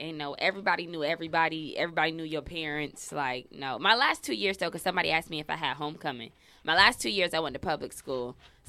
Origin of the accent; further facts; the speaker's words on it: Bradenton, Florida, United States; I'm from Bradenton.